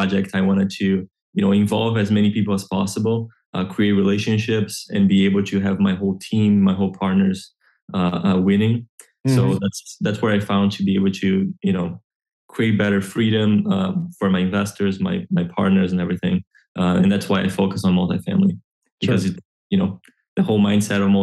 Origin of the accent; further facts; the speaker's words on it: Brazil; moved away as an adult; now in Orlando, United States; I grew up in Brazil